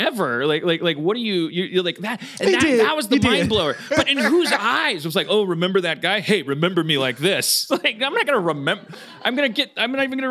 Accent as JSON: {"language": "English", "region": "Wisconsin", "country": "United States", "moved": "yes", "said": "We're from Wisconsin"}